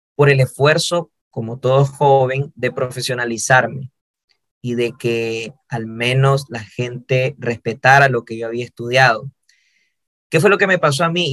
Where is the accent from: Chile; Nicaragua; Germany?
Nicaragua; mi país, en Nicaragua